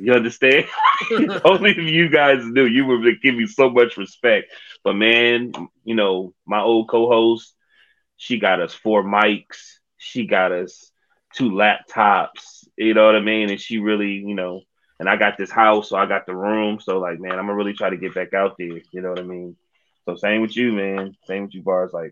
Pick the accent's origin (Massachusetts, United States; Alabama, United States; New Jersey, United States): New Jersey, United States; I grew up in Jersey, man. I stayed in Jersey for a hot second.